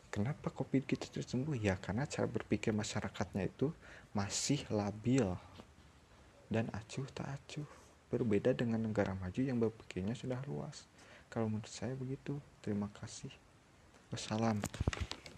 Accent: Indonesia

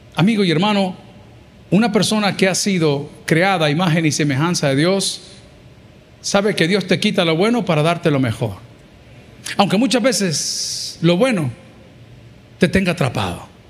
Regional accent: El Salvador

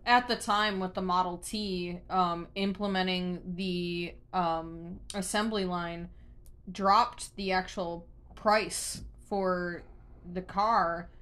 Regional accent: Buffalo, New York, United States; we grew up in Buffalo

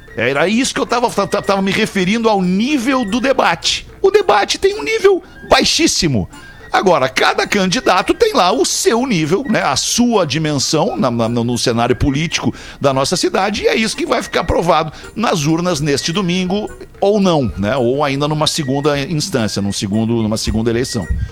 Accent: Porto Alegre, Rio Grande do Sul, Brazil; Nós todos aqui somos de Porto Alegre

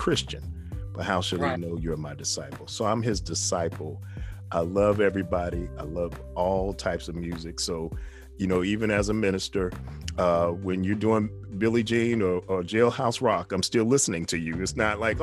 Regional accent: New York City, New York, United States; this little guy from the Bronx

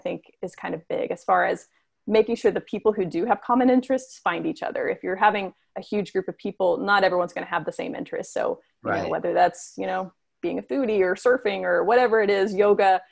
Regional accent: United States; As an American

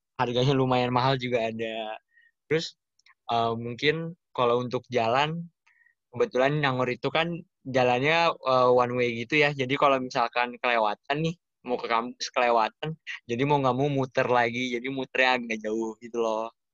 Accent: Jakarta, Indonesia; moved away as an adult; now in Jatinangor, Indonesia; aku dari Jakarta

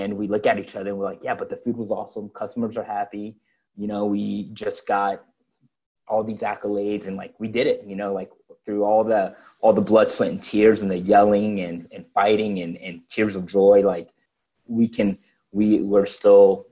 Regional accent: Henry County, Georgia, United States; I grew up in Henry County, which is about half an hour south of the airport

